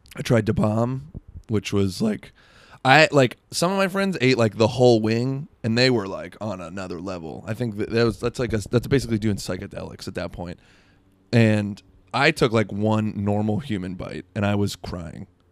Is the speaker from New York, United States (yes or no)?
no; South Florida, United States; I'm from South Florida.